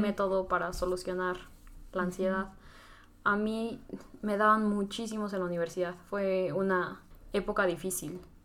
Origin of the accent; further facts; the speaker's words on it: Tlaxcala, Mexico; soy de Tlaxcala